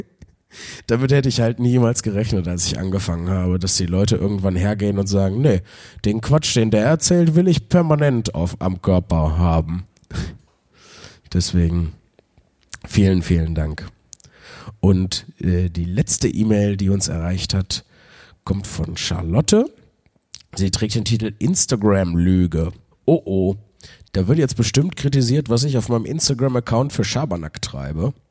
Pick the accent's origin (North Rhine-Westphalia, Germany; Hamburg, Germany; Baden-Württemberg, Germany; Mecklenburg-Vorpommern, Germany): North Rhine-Westphalia, Germany; Wuppertal; moved away; bin ich heute in Wuppertal, in meiner alten Heimatstadt, wo ich geboren und äh, aufgewachsen bin.